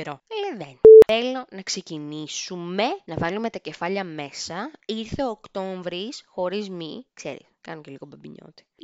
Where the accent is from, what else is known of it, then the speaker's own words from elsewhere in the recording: Lamia, Central Greece, Greece; είμαι μίση από τη Λαμία, είμαι μίση από την Ξάνθη, η μαμά μου είναι από την πανέμορφη Ξάνθη